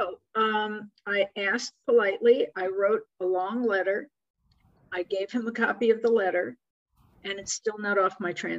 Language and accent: English; New York, United States; we're both from New York